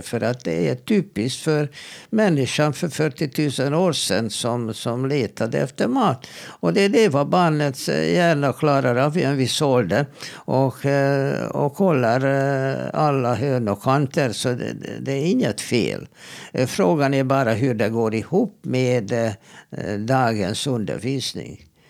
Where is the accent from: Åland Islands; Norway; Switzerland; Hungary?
Hungary; now in Sweden; jag kommer ju från Ungern